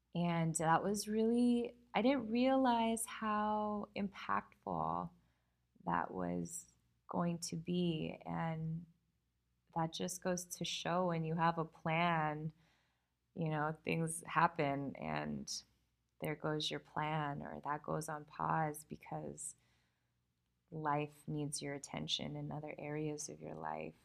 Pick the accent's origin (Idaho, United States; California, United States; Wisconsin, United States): California, United States; I'm from California